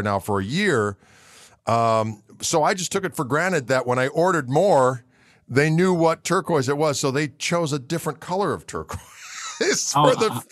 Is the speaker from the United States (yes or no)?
yes; Wauwatosa, Wisconsin, United States; I'm from Wauwatosa, Wisconsin. Shout out to the hometown